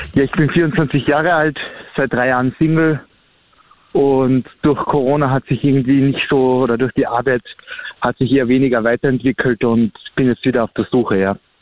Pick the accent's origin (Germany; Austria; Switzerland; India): Austria; ich bin halt ein Österreicher